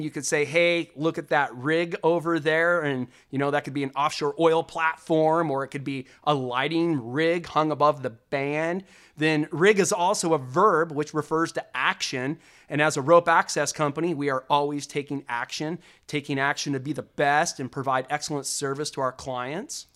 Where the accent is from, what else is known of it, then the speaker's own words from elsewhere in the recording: Las Vegas, Nevada, United States; Growing up in the Las Vegas entertainment industry